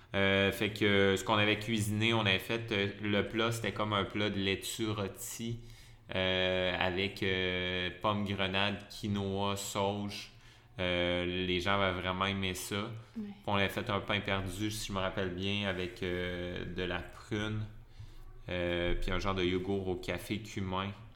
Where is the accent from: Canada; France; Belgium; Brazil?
Canada; Lévis, Quebec; moved away as an adult; now in Montreal, Canada; je suis originaire de la région de Québec, de mhm. Lévis, la rive sud de Québec. Euh, j'ai resté là pas mal toute mon enfance